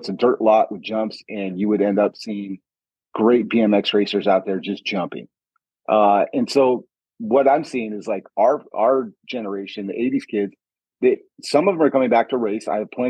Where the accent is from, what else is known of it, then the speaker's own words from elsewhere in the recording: Stockton, California, United States; now in Arizona, United States; because I grew up in Stockton, California.